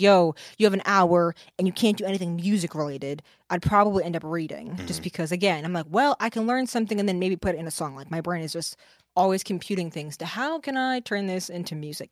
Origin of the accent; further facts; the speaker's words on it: Kingston, New York, United States; moved away as an adult; now in New Jersey, United States; I grew up in Kingston, New York.